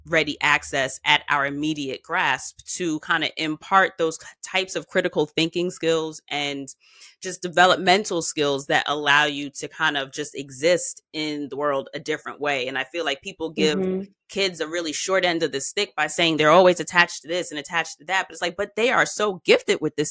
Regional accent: New York, United States; as a New Yorker

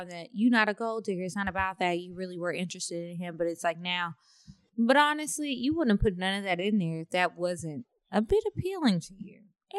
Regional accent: Kansas City, Missouri, United States; I'm originally from Kansas City, Missouri. So when the pandemic happened and school shut down, I moved back home.

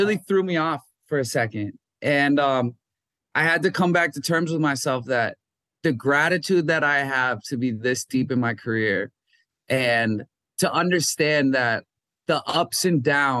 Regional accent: Minnesota, United States; moved away; I'm from Minnesota

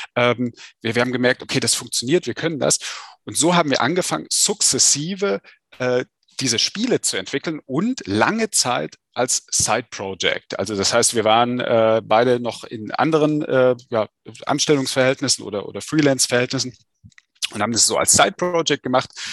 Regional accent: Saalfeld, Thuringia, Germany; moved away as an adult; now in Berlin, Germany; ursprünglich komme ich äh, aus äh, Saalfeld an der Saale in Südthüringen und wie du schon sagtest, ne, aus, einer, aus einer Angestelltenfamilie, Arbeiterfamilie. Ähm, und äh, ja, bin dort zur Schule gegangen

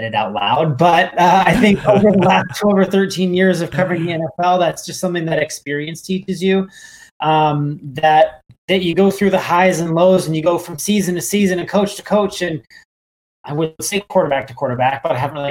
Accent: San Diego, California, United States; I was born in San Diego way back when

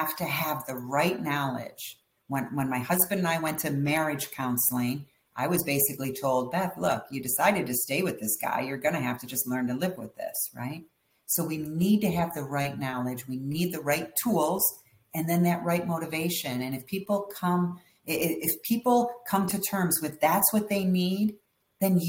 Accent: Detroit, Michigan, United States; I grew up in Detroit, Michigan

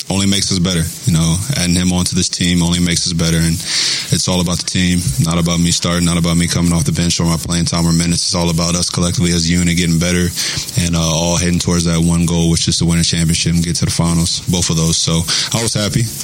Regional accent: West Virginia, United States; moved away as an adult; also born or lived in Kentucky / Toronto; now in Oklahoma City, United States; I grew up in West Virginia uh, pretty much my whole life. I went to Kentucky

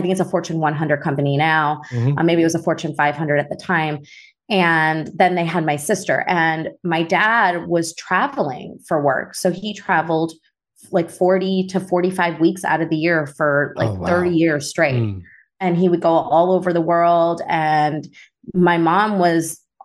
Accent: Chicago, Illinois, United States; also born or lived in Naperville; I grew up in Chicago

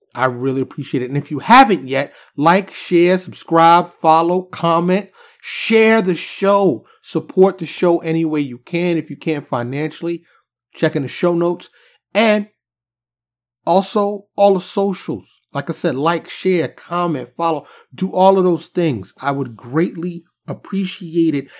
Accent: New York City, New York, United States; moved away as an adult; now in Dallas, United States; I'm born and raised in New York City. I live in, uh, in the suburbs of Dallas, Texas now, and have for many years

